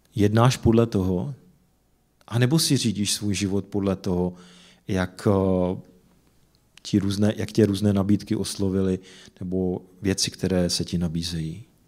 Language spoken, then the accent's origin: Czech; Czechia; jsem se narodil v České republice